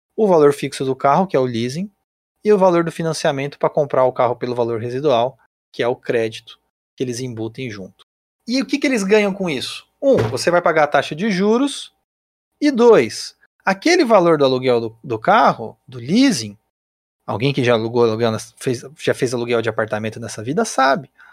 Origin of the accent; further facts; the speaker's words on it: Brazil; a gente, como brasileiro